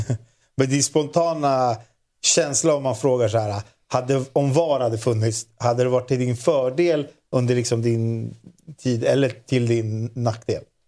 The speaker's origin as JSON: {"language": "Swedish", "country": "Sweden"}